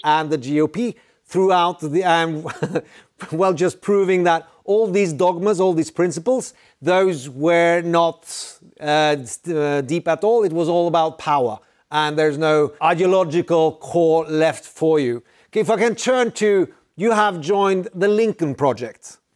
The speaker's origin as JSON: {"language": "English", "country": "Norway", "said": "I'm from Norway"}